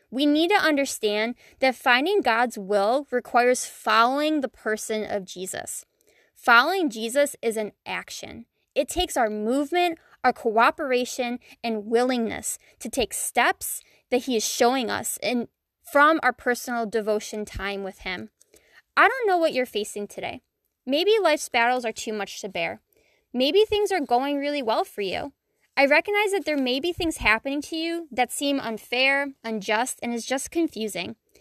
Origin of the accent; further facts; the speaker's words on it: Buffalo, New York, United States; I was born and raised in Buffalo, New York, and I still live here.